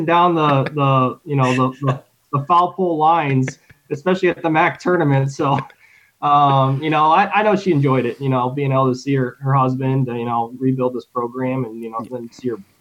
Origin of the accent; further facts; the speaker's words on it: Michigan, United States; moved away; also born or lived in Muncie, Indiana; I was born in Kettering, Michigan